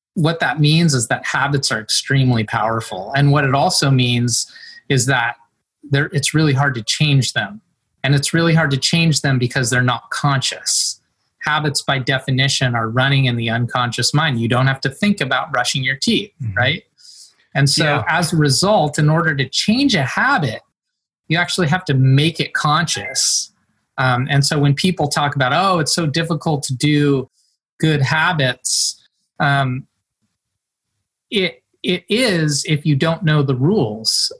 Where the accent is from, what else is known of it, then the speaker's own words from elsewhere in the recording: Mendocino, California, United States; I grew up in Mendocino um, in a little place, Middle Ridge, up Albion Ridge in Mendocino County, uh, coastal, rural